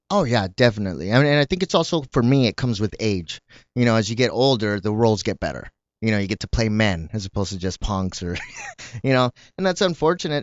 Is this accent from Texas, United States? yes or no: yes; El Paso, Texas, United States; moved away; also born or lived in Southgate, California / Paramount, California; I grew up in El Paso and then when I lived here, I lived in Southgate or Paramount